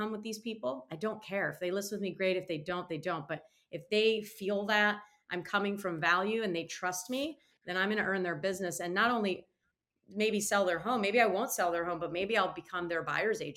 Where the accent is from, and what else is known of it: Michigan, United States; born or raised there; moved away as an adult; now in North Carolina, United States